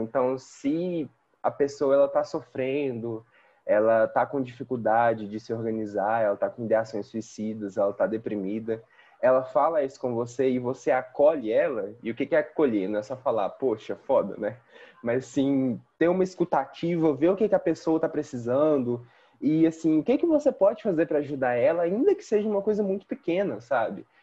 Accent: Belo Horizonte, Minas Gerais, Brazil; Eu sou daqui de Belo Horizonte mesmo

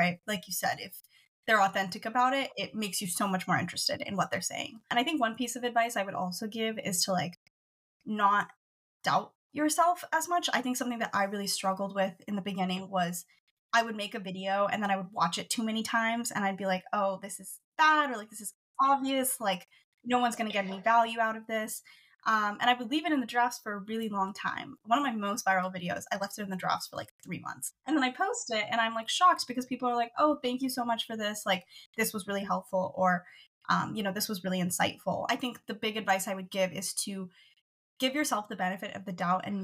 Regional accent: Washington, United States; I'm from Washington, born and raised here.

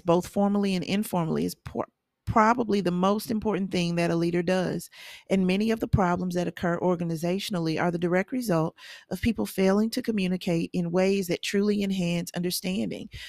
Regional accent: the South, United States; I'm a Southerner, and I am

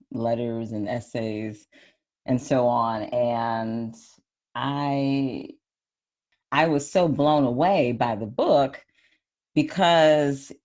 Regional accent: Wisconsin, United States; I'm from Wisconsin, so I was feeling the Midwest vibes

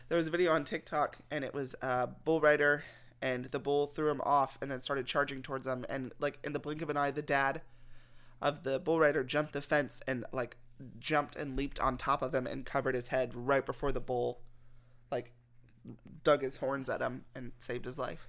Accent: Texas, United States; I'm from Texas

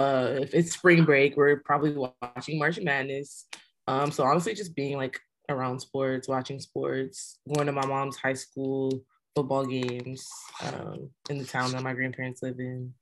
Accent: Houston, Texas, United States; moved away; I'm from Houston, Texas.

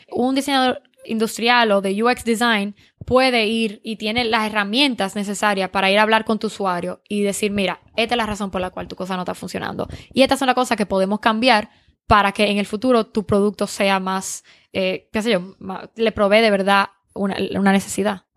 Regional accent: Dominican Republic; now in California, United States; yo soy dominicana

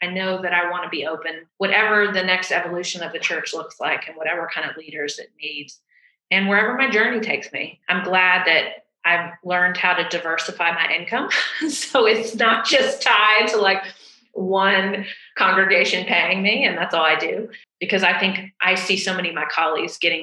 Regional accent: the South, United States; I'm from the South

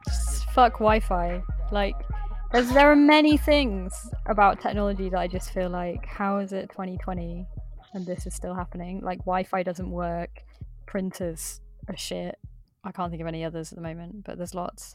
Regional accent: Midlands, United Kingdom; I'm from the Midlands

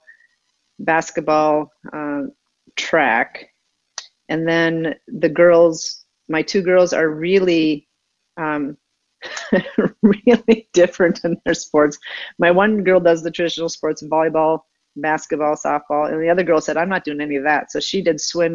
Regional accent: Minnesota, United States; moved away as an adult; also born or lived in East Coast / Atlanta / Chicago; I'm born and raised in Minnesota

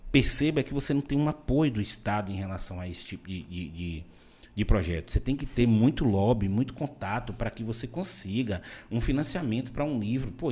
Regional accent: Vitória da Conquista, Bahia, Brazil; also born or lived in Salvador; now in Itabuna, Brazil; Eu sou de Vitória da Conquista, morei 12 anos em Salvador e vim para Itabuna. Mas, como Conquista ali tá perto de Minas, a gente ainda corta um pouco as palavras, entendeu?

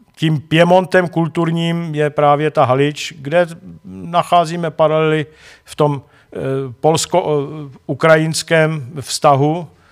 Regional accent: Czechia; my Češi

